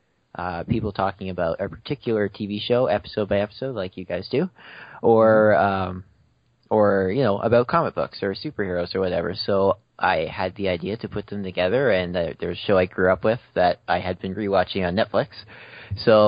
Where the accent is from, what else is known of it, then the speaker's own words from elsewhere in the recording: Canada; as a Canadian